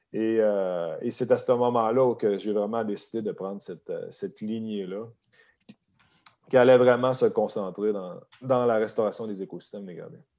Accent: Beauce, south of Quebec City, Canada; moved away as an adult; also born or lived in Alberta; je, suis, né, j'ai été élevé sur une ferme laitière dans le sud, à 30 minutes au sud de la ville de Québec

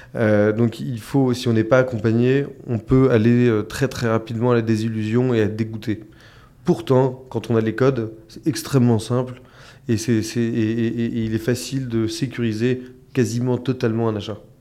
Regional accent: France; chez nous en France

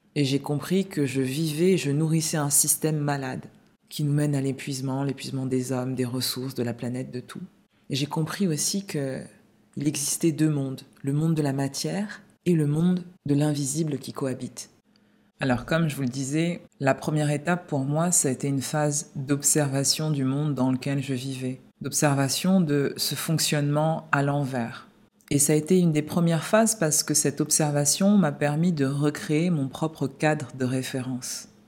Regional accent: Paris, Île-de-France, France; moved away as an adult; also born or lived in London; je suis né à Paris et puis euh, pour le travail et aussi pour explorer le monde, je suis parti vivre à Londres et dans différentes villes du sud de la France.

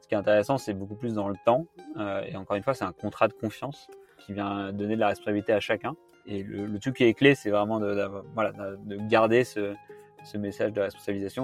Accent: the Alps, France; now in Paris, France; j'ai grandi dans les Alpes en regardant les montagnes toute la journée

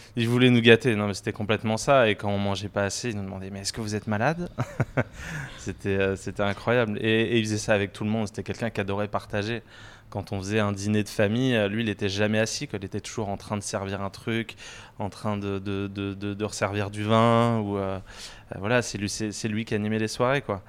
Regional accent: Paris, Île-de-France, France; also born or lived in Saint-Maurice / Normandy (near Alençon); Alors moi j'ai grandi à Paris et puis en proche banlieue à Saint-Maurice. Euh, et j'ai aussi passé une bonne partie de mon enfance en Normandie, près d'Alençon

